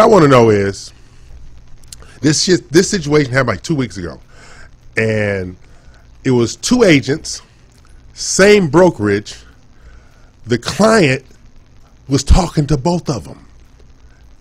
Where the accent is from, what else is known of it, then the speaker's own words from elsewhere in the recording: Los Angeles, California, United States; I'm from Los Angeles